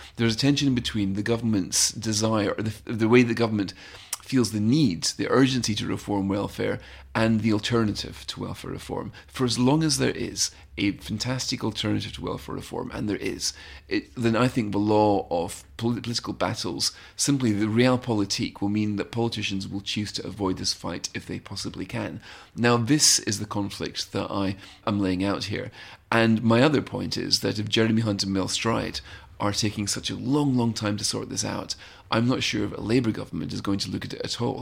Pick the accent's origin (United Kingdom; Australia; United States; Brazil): United Kingdom; one of the reasons I love being British